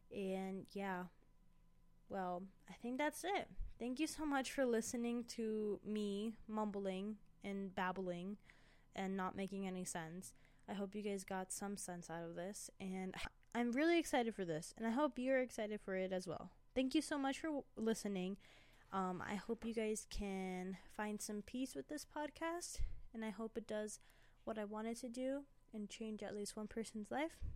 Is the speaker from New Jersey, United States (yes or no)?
no; Indianapolis, Indiana, United States; now in Colorado, United States; I was born in Indianapolis, Indiana.